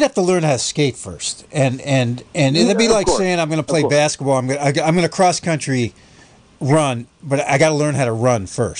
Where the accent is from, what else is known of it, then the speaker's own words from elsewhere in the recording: United States; also born or lived in New York / Vermont; I grew up in New York and Vermont, where, you know, we made ice skate rinks in our backyard.